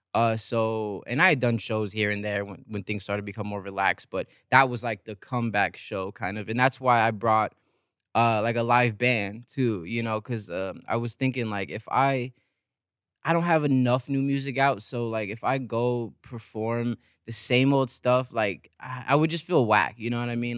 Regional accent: San Bernardino, California, United States; also born or lived in Los Angeles; I grew up in San Bernardino, an hour away

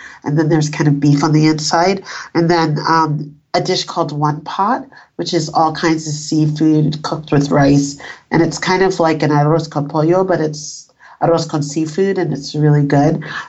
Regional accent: New York, United States; also born or lived in Panama / Northern England; My family's from Panama. I was born in Panama. And then when I was very little, like 18 months, we moved to Northern England and then we moved to New York.

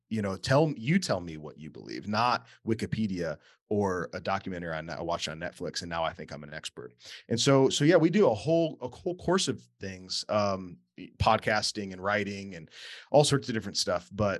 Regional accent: Wheaton, Illinois, United States; I grew up in Wheaton, Illinois, right outside Chicago, and my family was not Christian.

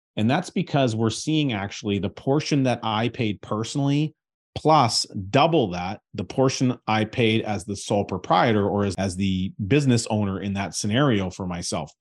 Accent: Canada; as a Canadian taxpayer

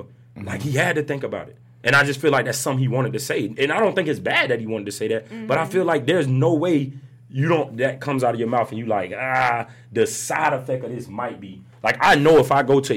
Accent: Orlando, Florida, United States; I was born and raised in Paramore

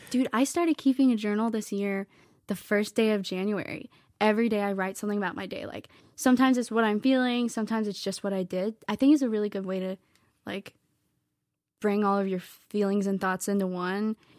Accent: Lexington, Virginia, United States; moved away as an adult; now in Nashville, United States; I grew up in Virginia.

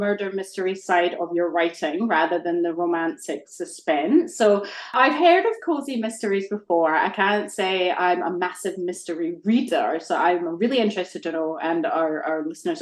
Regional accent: Scotland, United Kingdom; moved away; I grew up in Scotland

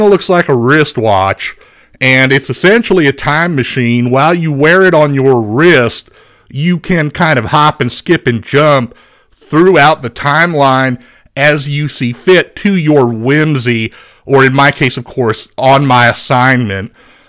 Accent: Beaumont, Texas, United States; I'm originally from Beaumont, Texas. I played quarterback for the Westbrook High School Bruins. That's a 5A second division football team in the great state of Texas.

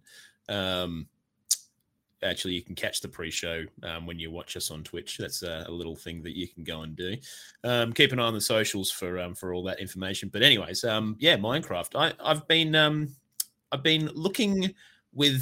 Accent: Australia; we're from Australia

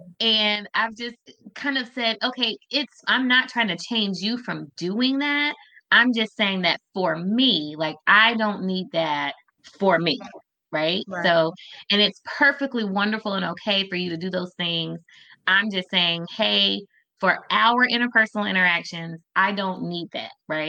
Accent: Alabama, United States; I'm from the South. I'm from Alabama, too.

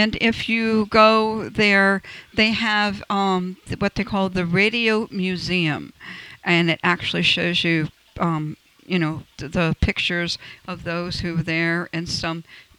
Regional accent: Albany, New York, United States; moved away; 100 years is a radio station in my hometown. Yeah, I may live here, but I'm still a New York girl at heart.

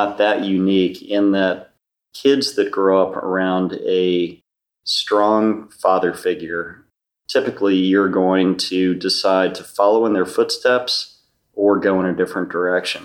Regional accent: Potomac, Maryland, United States; also born or lived in Washington, D.C.; We grew up in Potomac, Maryland

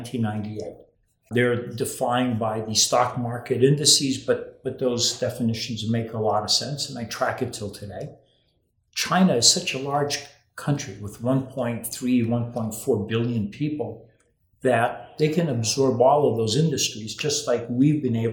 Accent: Rio de Janeiro, Brazil; moved away; when I was growing up in Brazil, you know, as you know, I grew up in Rio de Janeiro

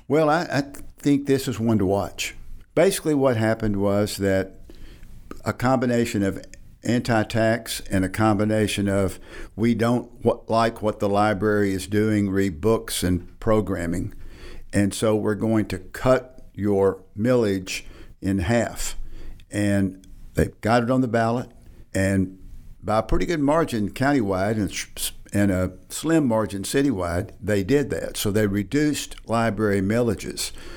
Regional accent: Batesville, Arkansas, United States; I grew up in Batesville

